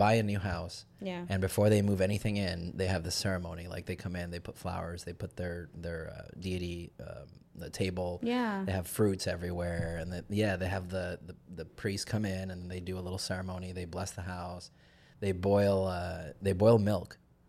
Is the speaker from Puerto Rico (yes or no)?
yes; Puerto Rico; because I'm Puerto Rican. I'm from Puerto Rico, and the Hispanic culture is kind of like that too.